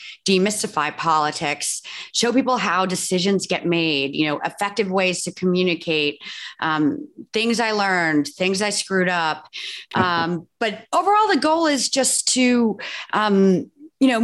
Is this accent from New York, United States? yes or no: yes; New York, United States; I'm from New York.